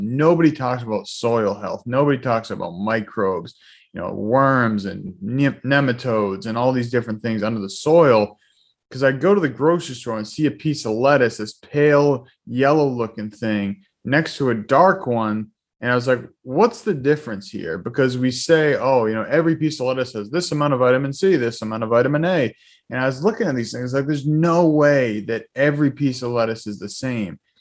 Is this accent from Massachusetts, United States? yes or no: yes; Boston, Massachusetts, United States; also born or lived in Weymouth, Massachusetts / Norwell, Massachusetts; I'm from the Boston area, born and raised here. Um, you know, grew up middle class family